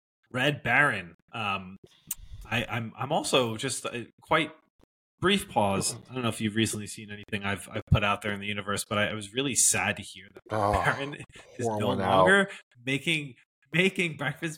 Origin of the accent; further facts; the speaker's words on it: Westchester, New York, United States; I'm from Westchester